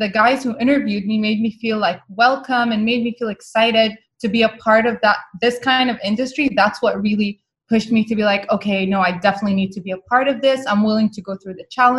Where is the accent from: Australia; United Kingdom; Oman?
Oman; Muscat; first language Arabic; English is a second language; I grew up in the capital city of Oman. It's called Muscat. And my first language is actually Arabic